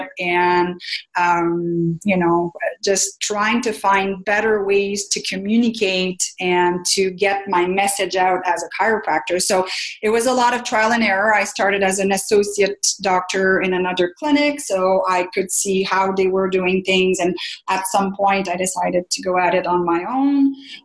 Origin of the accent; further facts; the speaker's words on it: Canada; first language French; English is a second language; also born or lived in Ottawa; I'm French Canadian. I did not speak a word of English.